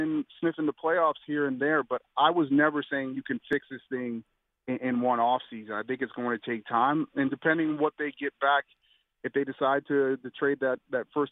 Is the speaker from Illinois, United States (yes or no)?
yes; Arlington Heights, Illinois, United States; I grew up in Arlington Heights